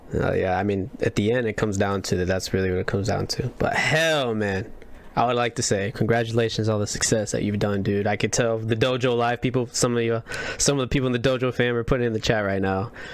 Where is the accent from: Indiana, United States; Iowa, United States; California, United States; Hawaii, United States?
Indiana, United States; I'm from the Midwest, from Indiana